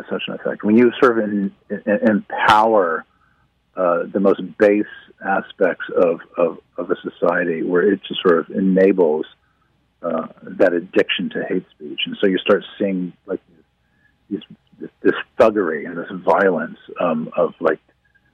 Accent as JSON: {"language": "English", "country": "United States", "moved": "as an adult", "lives_now": "England", "said": "I'm an American citizen"}